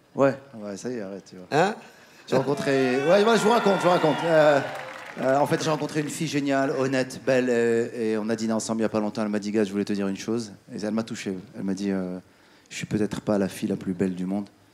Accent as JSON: {"language": "French", "town": "Casablanca", "region": "Casablanca-Settat", "country": "Morocco", "tie": "born or raised there", "also_born_or_lived": "France / United States", "moved": "yes", "said": "J'étais à Casa hier, ma ville natale."}